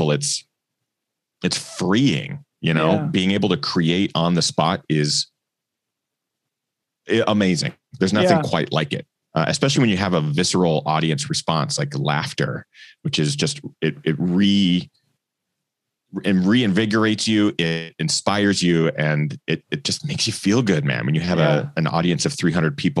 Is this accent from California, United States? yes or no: no; Pacific Northwest, Washington, United States; also born or lived in Portland, Oregon; growing up in the Northwest